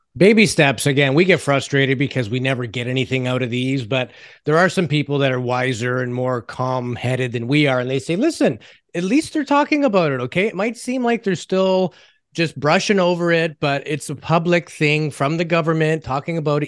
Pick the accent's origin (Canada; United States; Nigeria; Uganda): Canada; It's called being Canadian